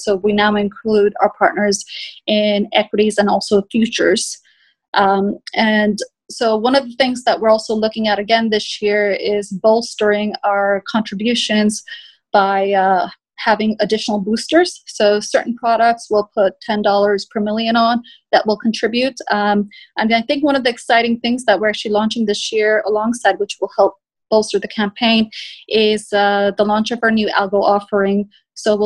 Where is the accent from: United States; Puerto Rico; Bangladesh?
Bangladesh; my home country of Bangladesh